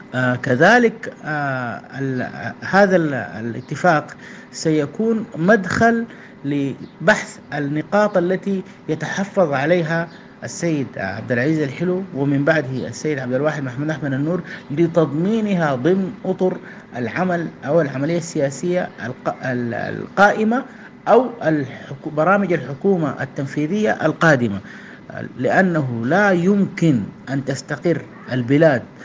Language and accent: Arabic; Sudan